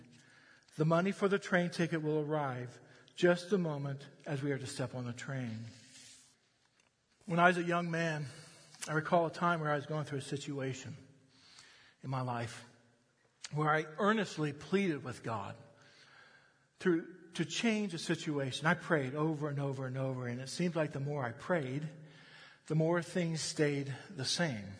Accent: United States; I'm an American

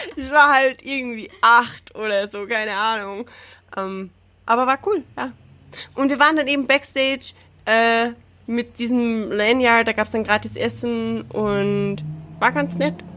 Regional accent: Salzburg, Austria; ich komm aus dem Landteil vom Land Salzburg

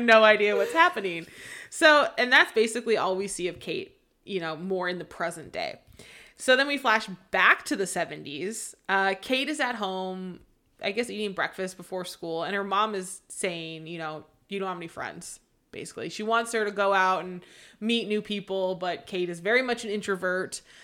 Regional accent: Seattle, Washington, United States; I grew up in the Seattle area.

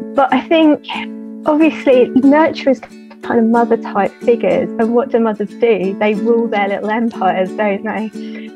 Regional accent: Hertfordshire, East of England, United Kingdom; I'm from Hertfordshire in the U K

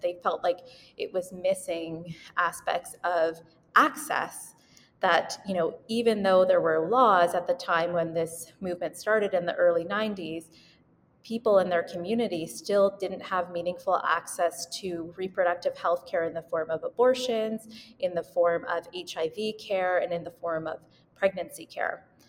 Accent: Winnipeg, Manitoba, Canada; moved away as an adult; now in Vancouver, Canada; I was born and raised in Winnipeg, Manitoba, but I live in Vancouver now for residency.

